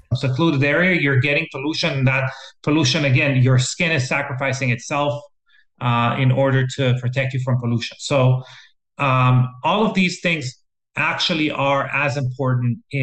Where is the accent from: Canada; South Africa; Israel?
Israel; moved away; I'm from Israel originally. And when I was growing up, when we were going on field trips to the Dead Sea